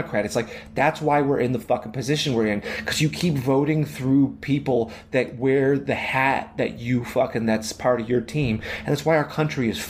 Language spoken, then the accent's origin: English; Chicago, Illinois, United States; I'm from Chicago